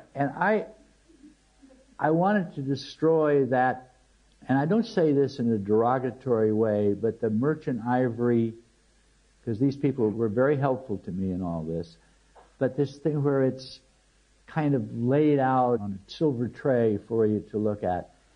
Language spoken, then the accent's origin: English; United States; as an American